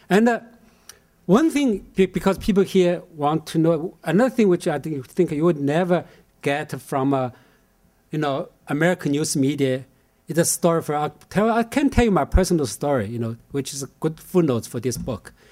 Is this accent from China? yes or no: yes; Shanghai, China; moved away; 20th century China, especially Shanghai, which is my hometown.